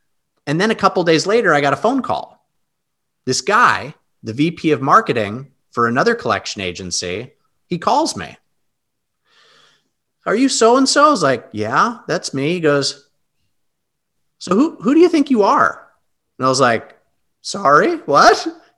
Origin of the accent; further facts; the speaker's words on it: Anchorage, Alaska, United States; moved away as an adult; also born or lived in Long Island, New York; I was born in New York, and I was 7 or 8 years old. We moved from New York, Long Island, to Anchorage, Alaska. My parents were big hunting and fishing and camping family. So we moved to Alaska and I lived there for 23 years.